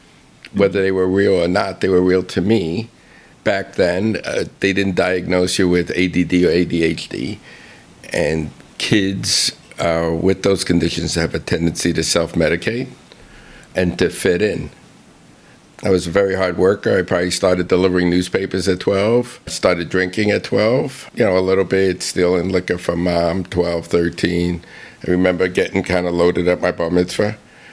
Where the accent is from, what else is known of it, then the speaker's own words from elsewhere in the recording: Bronx, New York, United States; Yeah, well, it was a middle-class neighborhood. My father actually owned a butcher shop around the corner from where we lived.